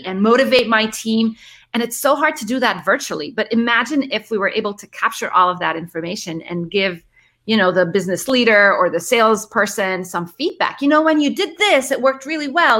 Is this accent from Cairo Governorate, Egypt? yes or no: yes; Cairo, Cairo Governorate, Egypt; also born or lived in Middle East; so I'm originally from Egypt. I grew up uh, in Cairo and the Middle East